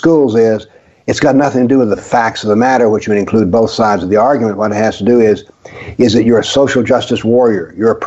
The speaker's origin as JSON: {"language": "English", "region": "the South", "country": "United States", "tie": "born or raised there", "said": "I grew up in the South, went to school in the South"}